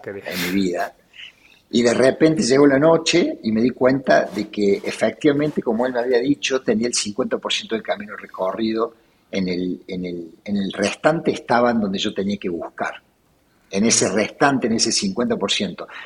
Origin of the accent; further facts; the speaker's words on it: Córdoba, Argentina; Nací en Córdoba, eh, me crié en Córdoba, en un barrio este, de la zona sur de la ciudad, barrio Jardín